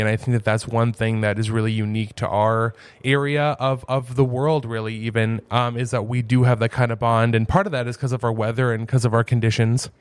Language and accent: English; Fargo, North Dakota, United States; moved away as an adult; now in Grand Forks, United States; I grew up in South Fargo